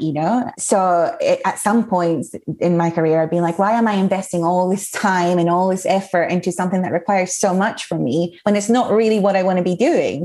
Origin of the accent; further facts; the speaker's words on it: Mallorca, Balearic Islands, Spain; moved away as an adult; also born or lived in Edinburgh, Scotland; I was born and grew up in Spain, but my mom is Scottish, so I was very lucky that I grew up in a bilingual household